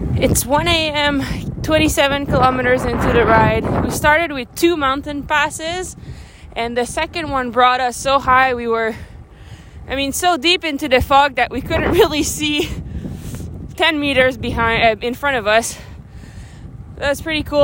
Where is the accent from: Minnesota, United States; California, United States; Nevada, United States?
Minnesota, United States; I'm from uh, Minnesota